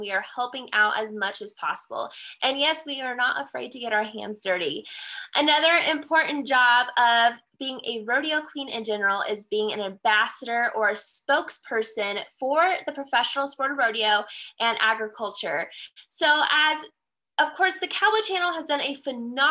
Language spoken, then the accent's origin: English; Colorado, United States; I am from the Centennial State of Colorado